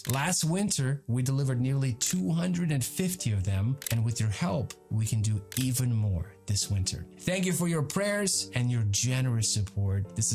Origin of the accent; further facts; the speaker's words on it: Ukraine; now in United States; The battle continues in my home country of Ukraine.